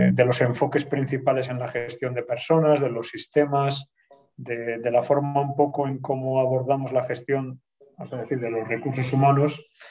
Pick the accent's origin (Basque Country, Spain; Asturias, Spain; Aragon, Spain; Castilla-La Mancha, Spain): Basque Country, Spain; Bilbao; moved away as an adult; now in Madrid, Spain; yo soy de Bilbao